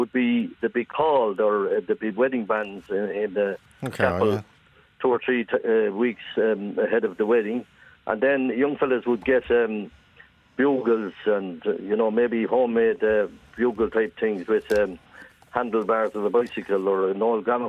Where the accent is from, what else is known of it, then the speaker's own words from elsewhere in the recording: Ireland; we said we were from Kyle Gate, and we were as proud as punch that we came from Kyle Gate